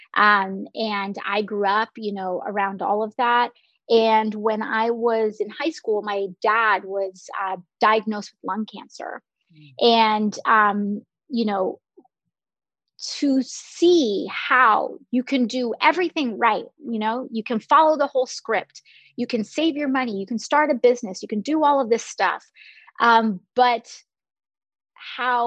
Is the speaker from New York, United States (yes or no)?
yes; New York City, New York, United States; I was born in Park Chester, in the Park Chester area of the Bronx